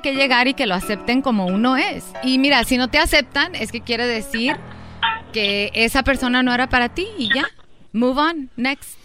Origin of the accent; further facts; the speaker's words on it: Durango, Mexico; somos de Durango